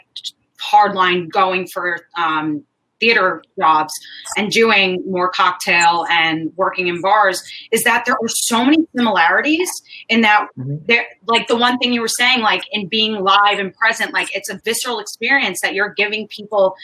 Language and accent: English; New York City, New York, United States; also born or lived in Manhattan; in Queens, my favorite, my hometown, Howard Beach, far out there in Queens